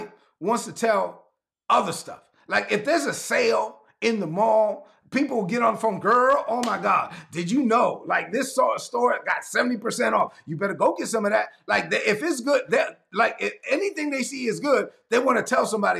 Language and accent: English; New York City, New York, United States; I was born and raised in East New York, Brooklyn